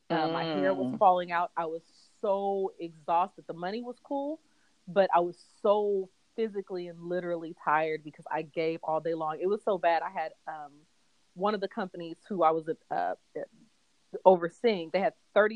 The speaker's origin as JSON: {"language": "English", "town": "Fresno", "region": "California", "country": "United States", "also_born_or_lived": "Augusta, Georgia", "moved": "yes", "lives_now": "Atlanta, United States", "said": "I am from Fresno, California, went back home for a couple of years."}